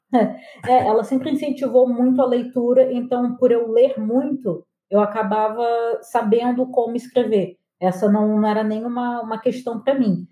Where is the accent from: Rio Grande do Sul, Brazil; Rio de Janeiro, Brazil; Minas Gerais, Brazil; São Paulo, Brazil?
Rio de Janeiro, Brazil; Angra dos Reis; moved away; also born or lived in Porto Alegre; eu cresci em Angra